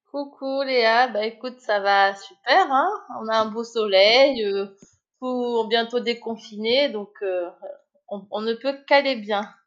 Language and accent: French; Marseille, Provence-Alpes-Côte d'Azur, France; also born or lived in Cannes; moi j'ai habité Marseille, donc déjà j'étais, on va dire, sur le, au bord de mer. je suis originaire de Marseille. Je suis arrivée à Cannes à 14 ans par rapport à la situation professionnelle de ma mère.